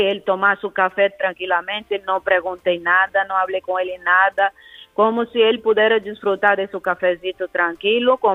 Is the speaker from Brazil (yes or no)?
yes; Mato Grosso, Brazil; Spanish is a second language; moved away as an adult; also born or lived in Galicia, Spain; now in Spain; soy brasileña